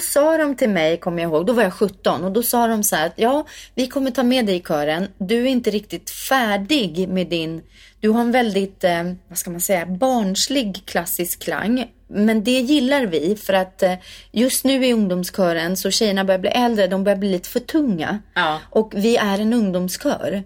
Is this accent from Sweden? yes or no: yes; Värmdö, Stockholm County, Sweden; jag kommer från Värmdö eh, mm. eh, som ligger fyra mil utanför Stockholm. Eh, från landet verkligen. Växte upp med jättemycket körsång